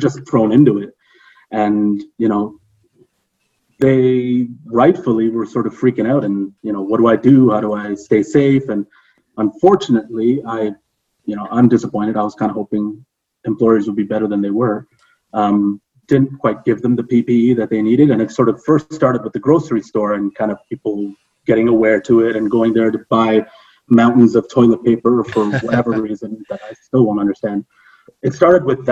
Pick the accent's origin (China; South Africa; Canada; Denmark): Canada; Toronto, Ontario; moved away; I'm from Ontario, I'm from Toronto